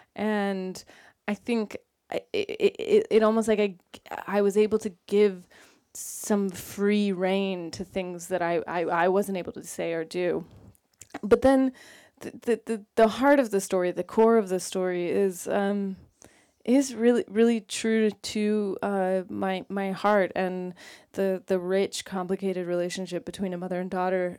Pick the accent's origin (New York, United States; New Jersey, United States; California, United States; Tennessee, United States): California, United States; Sacramento; I'm from Sacramento, California